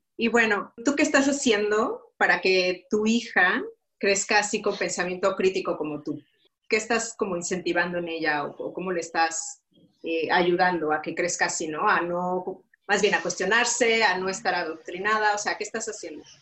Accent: Mexico; now in Luxembourg

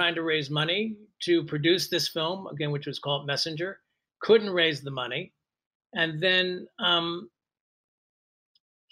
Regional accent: Philadelphia, Pennsylvania, United States; I'm from Philadelphia, and I started working at an amateur theater company in Philadelphia as a teenager

